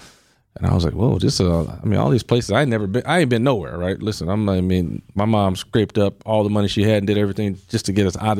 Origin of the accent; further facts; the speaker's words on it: Milwaukee, Wisconsin, United States; I grew up in Milwaukee.